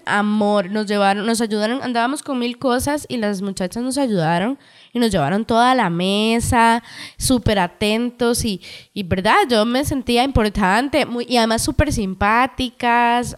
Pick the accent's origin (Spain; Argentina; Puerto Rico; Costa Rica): Costa Rica; Cartago; Nosotras somos de Cartago.